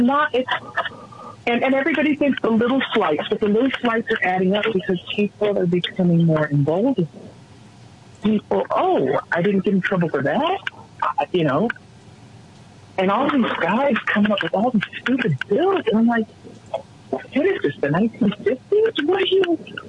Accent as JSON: {"language": "English", "region": "Colorado", "country": "United States", "tie": "born or raised there", "said": "this little Colorado girl"}